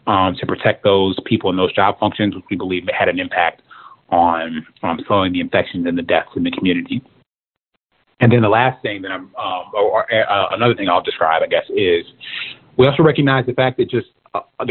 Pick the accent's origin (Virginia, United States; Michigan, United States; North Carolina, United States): Michigan, United States; Detroit; I'm from Detroit, we the Motor City